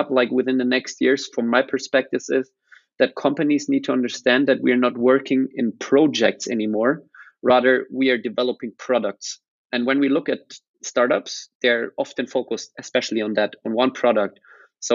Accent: Rosenheim, Bavaria, Germany; also born or lived in Australia; more or less I grew up here

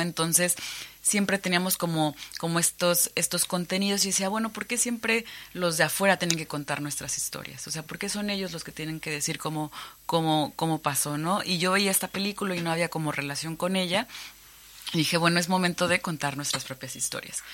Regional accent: Cancún, Quintana Roo, Mexico; Yo soy originaria de Cancún, es una zona maya, ¿no? Crecí visitando estos sitios arqueológicos

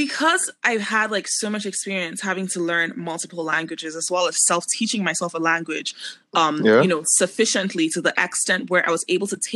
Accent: Lagos, Nigeria; also born or lived in Abuja; I grew up in Lagos and I had to learn Yoruba because Lagos is a Yoruba state

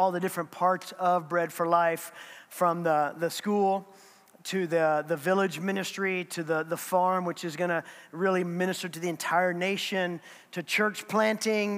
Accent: United States; as an American

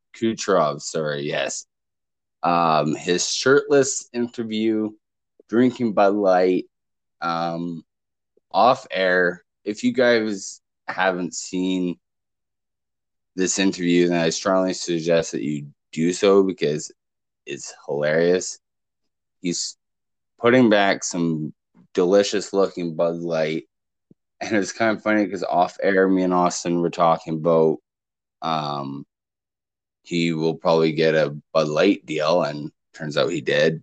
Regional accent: Canada; me being Canadian

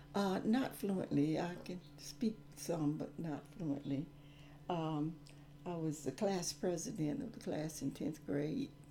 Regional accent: Gaffney, South Carolina, United States; I grew up in Gaffney, South Carolina

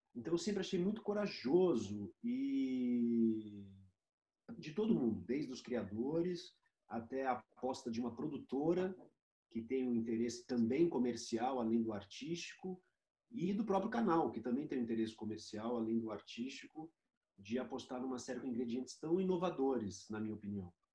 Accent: Brazil; como brasileiro, como cidadão brasileiro

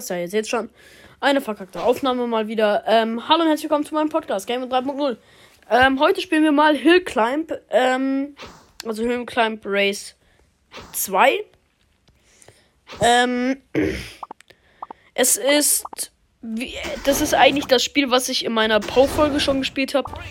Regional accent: Germany; Und ihr seht schon, ich komme aus Deutschland, ja.

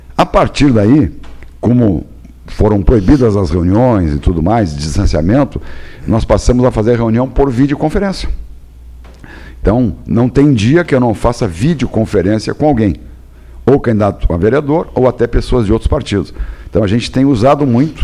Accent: Pelotas, Rio Grande do Sul, Brazil; E como era minha terra e eu sou produtor de arroz também

